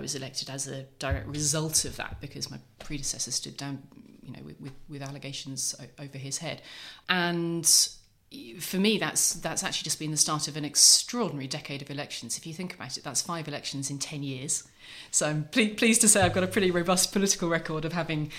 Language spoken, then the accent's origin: English; Norfolk, East of England, United Kingdom; growing up in Norfolk